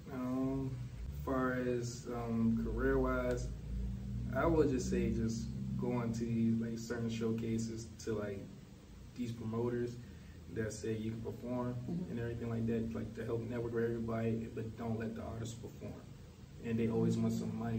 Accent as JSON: {"language": "English", "town": "Washington", "region": "District of Columbia", "country": "United States", "said": "I'm from Washington D.C."}